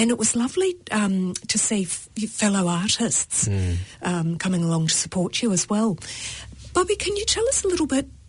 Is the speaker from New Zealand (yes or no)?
yes; New Zealand; accent: Kiwi; in my Kiwi accent.